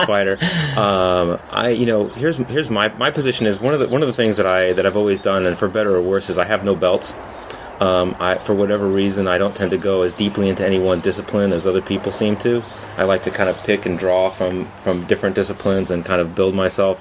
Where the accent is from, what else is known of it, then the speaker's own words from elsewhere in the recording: San Francisco, California, United States; I'm from San Francisco